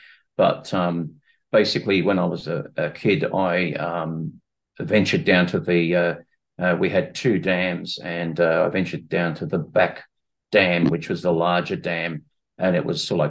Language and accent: English; Sydney, New South Wales, Australia; I'm from Sydney, Australia, and my education began with a Bachelor of Science degree at the University of Sydney